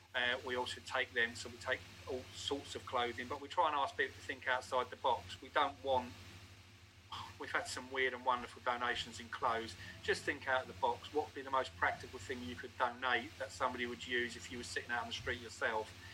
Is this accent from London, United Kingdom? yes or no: no; Newcastle upon Tyne, North East England, United Kingdom; moved away; I come from Newcastle